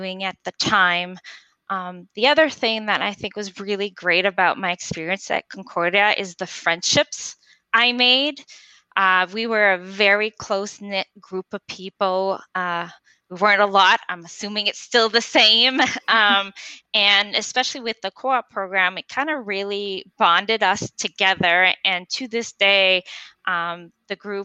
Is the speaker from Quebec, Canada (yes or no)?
yes; Montreal, Quebec, Canada; first language French; English is a second language; moved away as an adult; also born or lived in United States; I'm originally from Montreal, born and raised pretty much on the South Shore